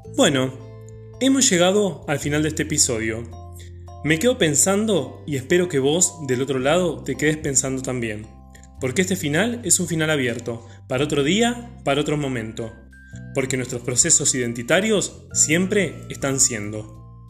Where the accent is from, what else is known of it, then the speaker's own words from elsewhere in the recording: Argentina; Como ciudadanos argentinos, el término memoria nos lleva inequívocamente a lo ocurrido en la última dictadura militar